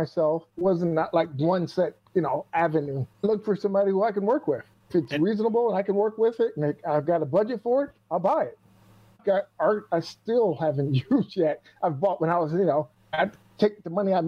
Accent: Michigan, United States; now in Quad Cities, United States; I grew up in Michigan. I'm in Iowa now.

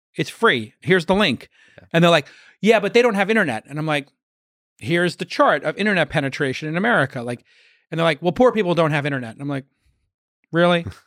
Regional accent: New York City, New York, United States; I was a kid from Brooklyn, went to school at night

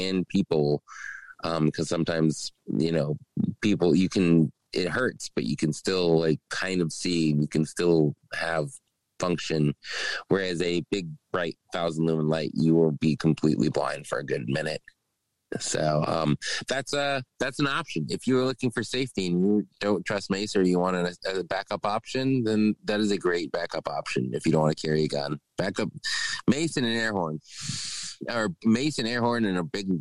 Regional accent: Alaska, United States; growing up in Alaska

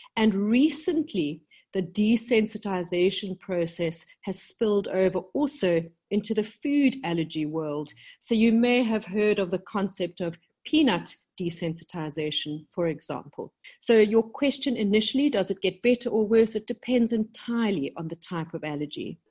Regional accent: South Africa; moved away as an adult; also born or lived in London, United Kingdom; when I came back to South Africa, my home country, about 10 years ago

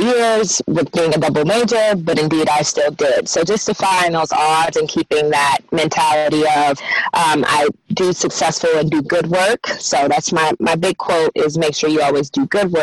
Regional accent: Houston, Texas, United States; now in Maryland, United States; back home in Houston, where I'm from

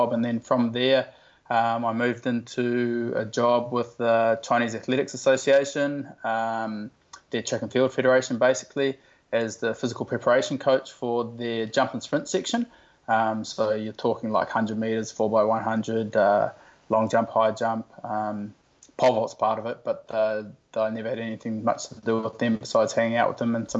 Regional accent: New Zealand; now in Australia; I grew up in New Zealand

